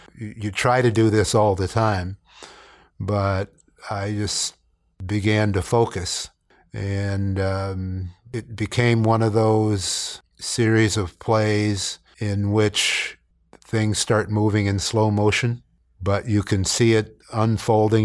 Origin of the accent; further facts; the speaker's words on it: Canton, Ohio, United States; moved away; growing up in Canton, Ohio, I understood about football and its importance